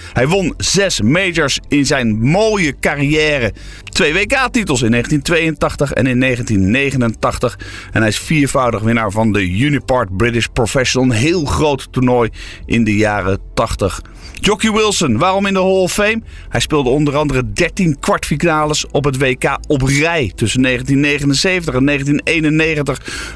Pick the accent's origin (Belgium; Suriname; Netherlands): Netherlands; wij zijn ook Nederlanders